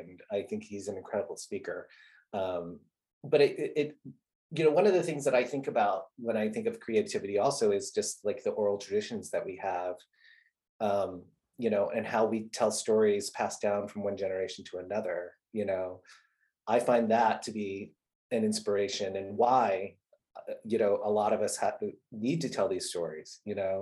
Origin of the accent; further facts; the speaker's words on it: Southern California, United States; moved away as an adult; also born or lived in Saigon, Vietnam; now in New York City, United States; I was born in Saigon and I grew up in Southern California